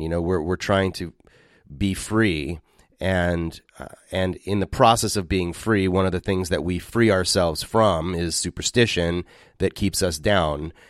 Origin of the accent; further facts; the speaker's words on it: West Coast, United States; moved away as an adult; also born or lived in Philadelphia; I was raised on the West Coast, and moving to Philadelphia